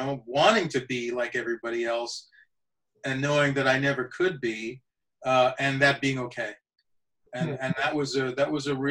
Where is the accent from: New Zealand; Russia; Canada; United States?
Canada; Saskatoon, Saskatchewan; also born or lived in India; My family came to Canada when I was a year old. So I didn't have to learn a new culture. Growing up in Canada, being Canadian was my culture.